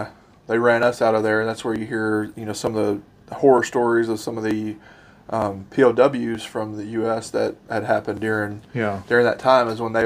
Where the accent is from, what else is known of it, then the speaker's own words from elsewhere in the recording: Arkansas, United States; I'm from Arkansas.